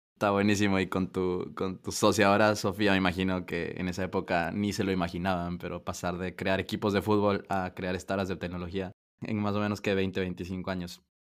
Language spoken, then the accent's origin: Spanish; Ecuador; yo soy ecuatoriano, Ecuador